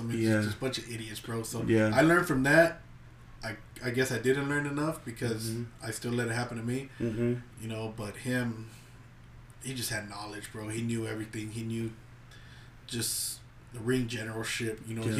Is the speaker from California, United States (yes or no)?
yes; Bakersfield, California, United States; I'm from Bakersfield